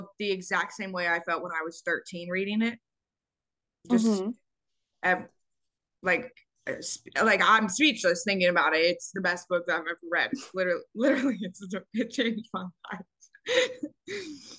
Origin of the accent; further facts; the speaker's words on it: Texas, United States; we are from Texas